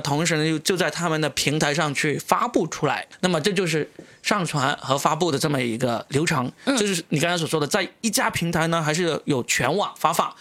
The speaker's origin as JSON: {"language": "Chinese", "country": "China", "said": "我们中国人"}